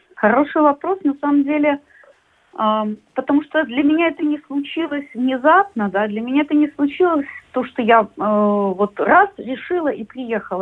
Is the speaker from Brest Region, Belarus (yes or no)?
no; Minsk, Belarus; moved away as an adult; now in Latvia; Я из Минска